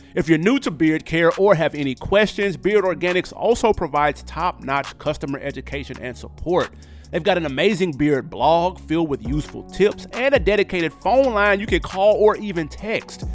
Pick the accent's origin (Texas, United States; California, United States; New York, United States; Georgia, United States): New York, United States; my hometown of New York